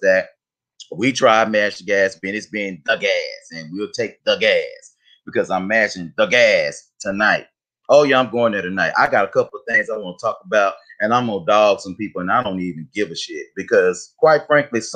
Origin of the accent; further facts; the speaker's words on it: United States; we grew up in Highland Hills